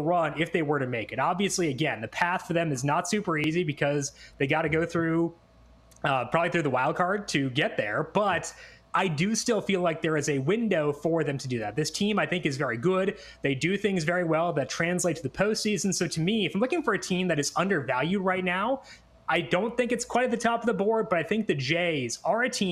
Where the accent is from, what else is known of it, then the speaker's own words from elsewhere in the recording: Minnesota, United States; now in Chicago, United States; I grew up in Minnesota, like, you know, the Midwestern way is to go out to the end of the driveway with a beer whenever there's a funnel cloud